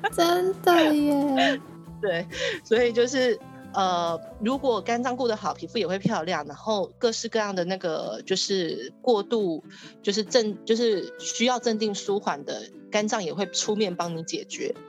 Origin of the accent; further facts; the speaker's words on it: Taiwan; 我们台湾人